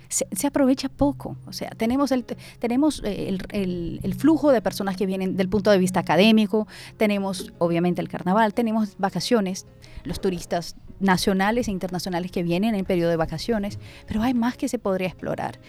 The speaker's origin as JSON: {"language": "Spanish", "town": "Porto Alegre", "region": "Rio Grande do Sul", "country": "Brazil", "second_language": "Spanish", "moved": "yes", "lives_now": "Barranquilla, Colombia", "said": "Yo soy de Porto Alegre, Brasil"}